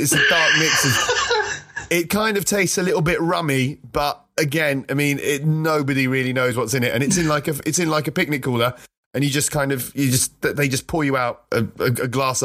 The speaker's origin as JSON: {"language": "English", "country": "Malta", "tie": "born or raised there", "moved": "yes", "said": "I grew up in Malta, which is a tiny little island like in the middle of the Mediterranean"}